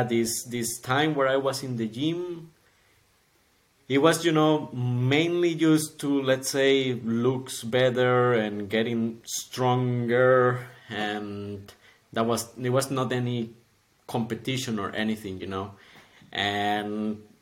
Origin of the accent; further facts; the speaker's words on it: Costa Rica; moved away as an adult; now in Zurich, Switzerland; I'm from Costa Rica, and I came to Switzerland in 2018, in September, actually